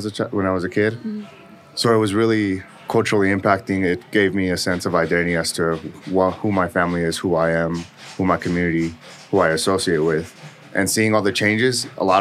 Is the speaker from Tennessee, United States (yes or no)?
no; Denver, Colorado, United States; also born or lived in Ciudad Juárez, Mexico; So I grew up in Denver